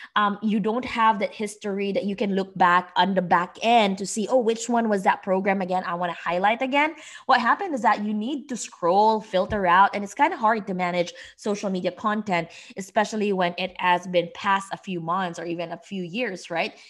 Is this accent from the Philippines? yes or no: yes; Philippines; moved away as an adult; now in United States; I am from the Philippines. I came here to the U S five years ago